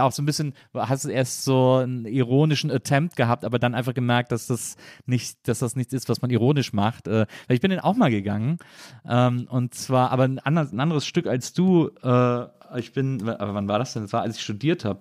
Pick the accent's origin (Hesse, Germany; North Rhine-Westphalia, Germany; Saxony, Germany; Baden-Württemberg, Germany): North Rhine-Westphalia, Germany; Cologne; now in Berlin, Germany; ich komme ja aus Köln oder so, aus der Ecke von Köln